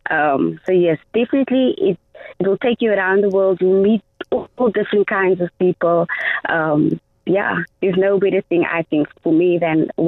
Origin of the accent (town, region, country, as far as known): Cape Town, Western Cape, South Africa; born or raised there